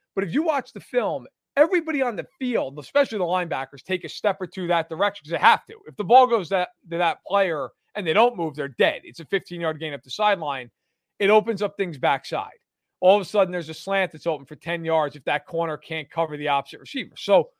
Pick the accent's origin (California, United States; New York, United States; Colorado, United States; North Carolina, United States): New York, United States; also born or lived in Oswego; as maybe you guys can tell from my accent, I grew up in New York.